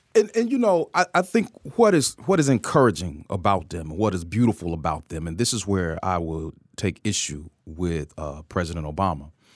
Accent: Atlanta, Georgia, United States; You know, Georgia's my home state. I'm an Atlanta native

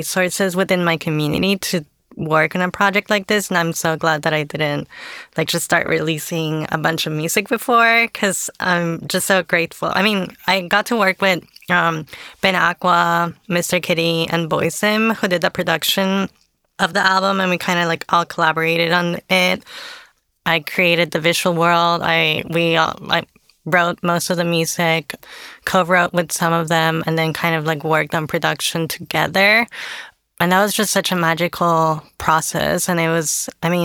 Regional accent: Tampico, Tamaulipas, Mexico; moved away as an adult; now in Austin, United States; I grew up in Tampico in kind of like a very conservative environment

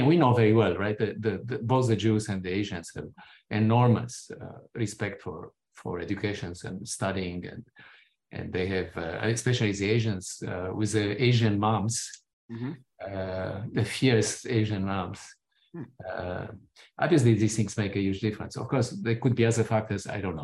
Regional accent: Romania; moved away; my own personal experiences growing up in Romania

